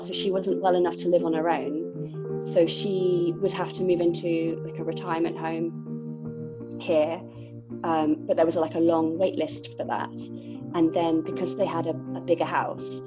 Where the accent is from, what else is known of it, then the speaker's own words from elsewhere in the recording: Bristol, South West England, United Kingdom; moved away as an adult; also born or lived in Cornwall / London; now in near Paris, France; I'm from England, I'm from a city called Bristol.